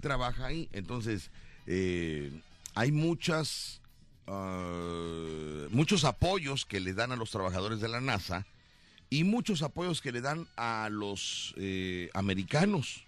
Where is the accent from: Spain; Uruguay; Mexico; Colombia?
Mexico; Veracruz; yo soy de Veracruz y creo en mi Veracruz